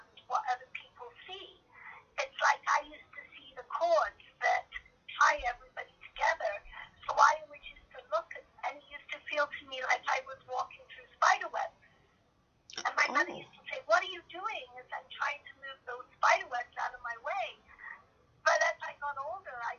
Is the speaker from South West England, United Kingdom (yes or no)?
yes; Cricklade, South West England, United Kingdom; I was born up in Cricklade, which is a little Saxon town about 65 miles south of London.